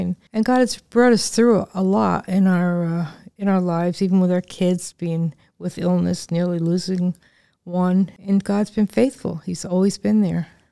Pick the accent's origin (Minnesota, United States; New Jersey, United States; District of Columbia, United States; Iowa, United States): New Jersey, United States; Northern; moved away as an adult; now in Lancaster, United States; I was born in New Jersey